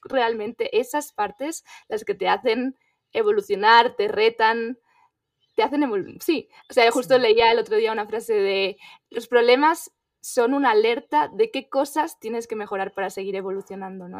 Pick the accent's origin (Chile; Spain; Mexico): Spain; moved away as an adult; yo soy española